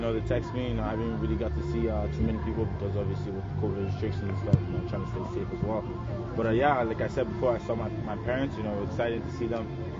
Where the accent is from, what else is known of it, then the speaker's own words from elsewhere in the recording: Edmonton, Alberta, Canada; moved away; excited to play in front of my hometown.